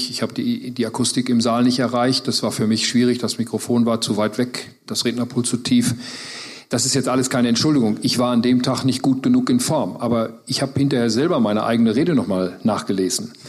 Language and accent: German; North Rhine-Westphalia, Germany; Äh, gut, ich komme nun mal aus Westfalen und die sind Stört.